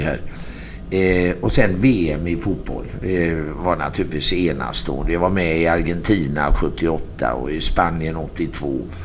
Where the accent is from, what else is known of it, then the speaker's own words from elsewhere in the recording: Sweden; jag är från Sverige